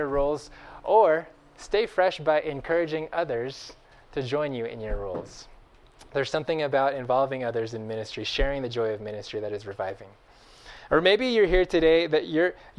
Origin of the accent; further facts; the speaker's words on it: Bakersfield, California, United States; I grew up in Bakersfield, of all places, in Central Valley, California